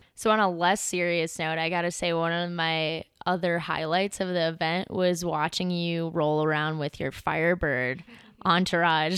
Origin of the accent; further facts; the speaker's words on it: Midwest, United States; I'm from the Midwest, and there were a lot of racers out there that came from my hometown and my home area and skied at the same hills or landfills that I grew up ski racing on when I was a kid.